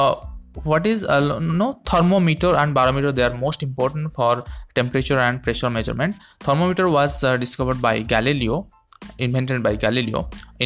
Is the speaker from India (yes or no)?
yes; India; from India.